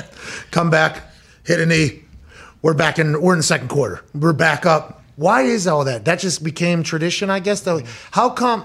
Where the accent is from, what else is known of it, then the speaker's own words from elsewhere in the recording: Pittsburgh, Pennsylvania, United States; moved away; also born or lived in West Virginia; Growing up in Pittsburgh